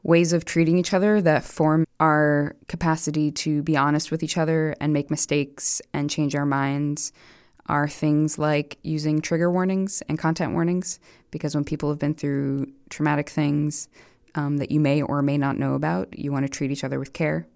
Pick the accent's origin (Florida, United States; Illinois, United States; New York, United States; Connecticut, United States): New York, United States; New York City; I'm a New Yorker and a musician